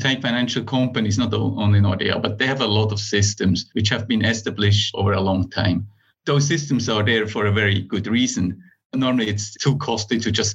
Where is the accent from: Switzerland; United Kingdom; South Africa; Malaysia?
Switzerland; moved away as an adult; now in Finland; I am originally from Switzerland, started there as a software developer